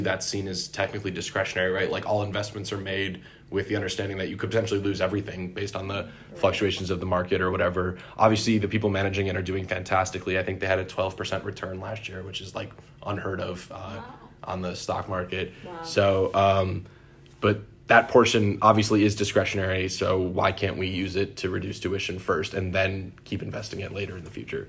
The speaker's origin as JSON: {"language": "English", "town": "Syracuse", "region": "New York", "country": "United States", "said": "I'm from Syracuse, New York"}